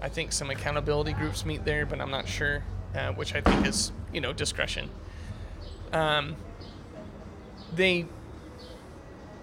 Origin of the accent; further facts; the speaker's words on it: Oklahoma, United States; now in Tennessee, United States; I'm not originally from Tennessee. I'm from Oklahoma